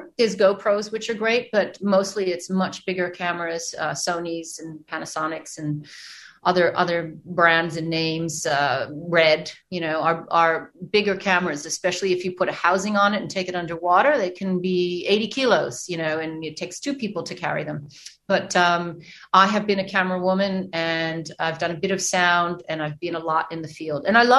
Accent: New York, United States; now in Australia; And I did grow up in New York, but I have been able to travel an awful lot

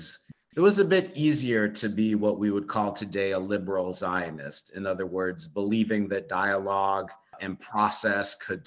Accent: United States; Although I was born here in the United States

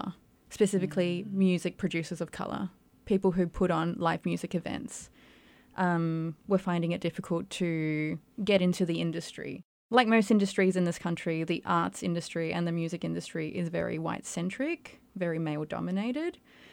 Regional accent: Perth, Western Australia, Australia; I'm also first generation Australian, so we have that in common. So I'm Chilean Australian, and I think my experience is quite different. I grew up in a big Chilean community in Perth

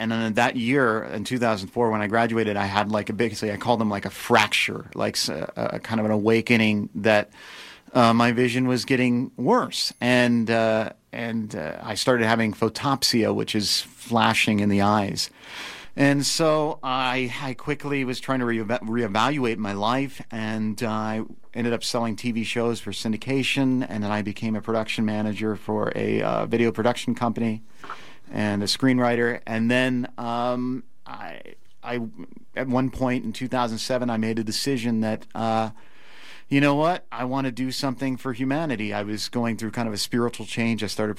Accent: Nevada City, California, United States; also born or lived in Los Gatos; I was born here in Nevada City, and I grew up here until I was 10 years old, and then I moved away, and then moved back and forth across the country, and then ended up in Los Gatos, California. And I went to high school there

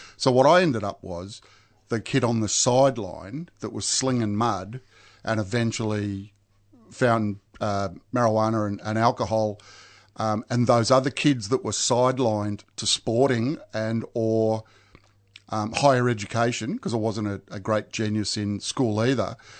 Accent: Mount Waverley, Victoria, Australia; I grew up in Mount Waverley

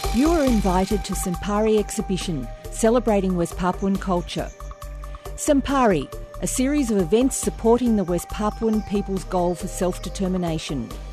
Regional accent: Melbourne, Victoria, Australia; also born or lived in Reservoir; I used to go to school in Coburg

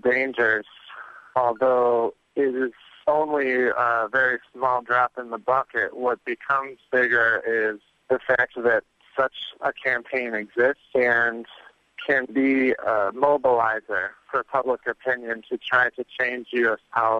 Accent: Midwest, United States; moved away as an adult; When I was 18 years old, I moved to California from the Midwest.

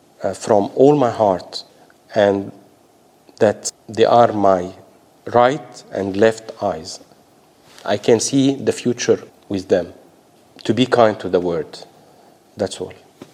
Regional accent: Australia; I want to say to Australians, such a privilege being Australian, having a voice, having the freedom of expression, to belong to the diverse community

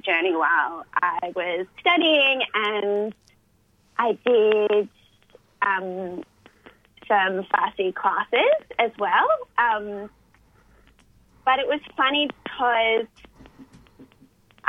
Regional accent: country Victoria, Australia; I grew up in country Victoria

